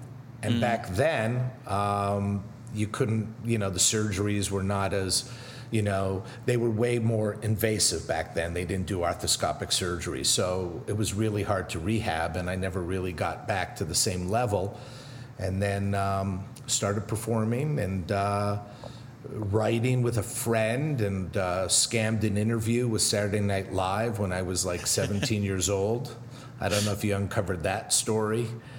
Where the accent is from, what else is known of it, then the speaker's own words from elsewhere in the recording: Montreal, Quebec, Canada; moved away; also born or lived in Newark, New Jersey; I was born in Newark, New Jersey, where my dad is from. Okay. And at the tender age of 2 and a half, we moved to Montreal.